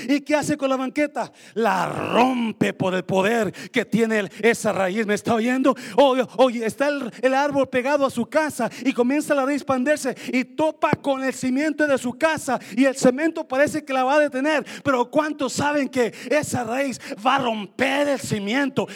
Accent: Mexico; moved away as an adult; recién llegué de México, yo tenía dieciocho años, de, dejé mi novia en México

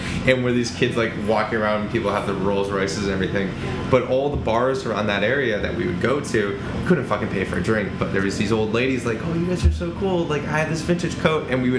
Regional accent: Las Vegas, Nevada, United States; also born or lived in Toronto; I grew up in Vegas

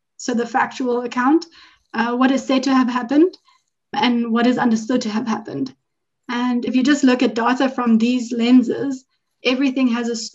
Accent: Johannesburg, Gauteng, South Africa; also born or lived in Durban, KwaZulu-Natal; now in Cape Town, South Africa; I was really born in Durban, KwaZulu-Natal, but I didn't grow up there. I grew up in Johannesburg.

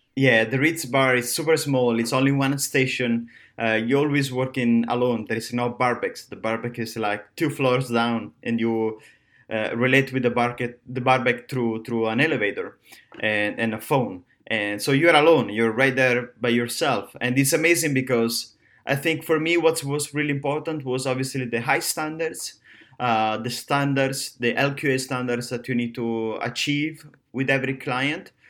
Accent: Rome, Lazio, Italy; now in Miami, United States; I'm from Rome, uh, Italy.

